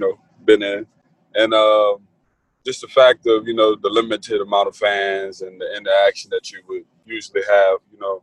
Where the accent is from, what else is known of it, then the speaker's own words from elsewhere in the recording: New Orleans, Louisiana, United States; I'm from Algiers, New Orleans